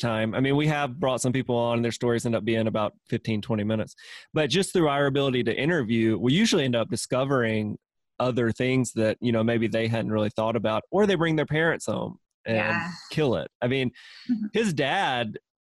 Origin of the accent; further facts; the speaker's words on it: Mississippi, United States; moved away; I'm originally from Mississippi